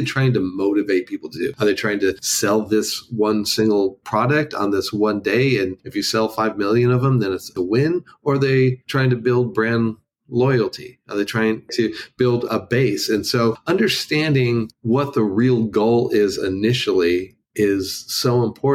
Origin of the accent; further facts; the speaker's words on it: Los Angeles, California, United States; moved away as an adult; now in Nashville, United States; I spent 45 years in Los Angeles